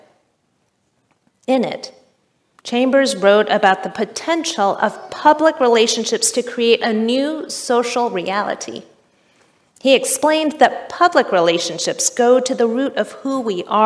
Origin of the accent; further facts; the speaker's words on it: Richmond, Kentucky, United States; moved away; also born or lived in Chicago; The church where I grew up in Richmond, Kentucky